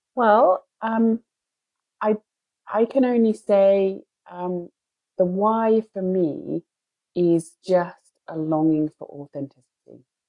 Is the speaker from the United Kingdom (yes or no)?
yes; United Kingdom; I'm British